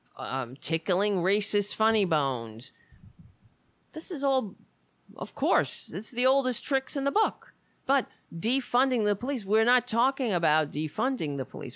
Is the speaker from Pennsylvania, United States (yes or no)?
no; New York City, New York, United States; moved away; I grew up on Staten Island. Thank God I don't live there anymore